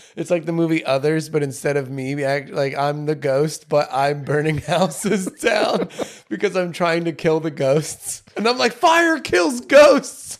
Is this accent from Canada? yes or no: no; United States; I'm American